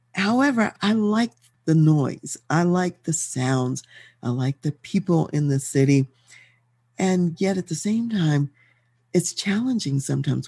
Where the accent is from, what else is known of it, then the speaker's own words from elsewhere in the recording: Baltimore, Maryland, United States; moved away as an adult; also born or lived in Washington, D.C.; now in Colorado Springs, United States; I grew up in Baltimore, Maryland